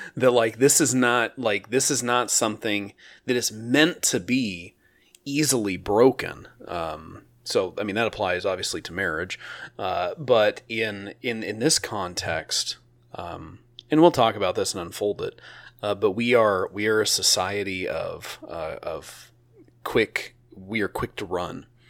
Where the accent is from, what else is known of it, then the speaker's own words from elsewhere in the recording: Oregon, United States; I'm from Oregon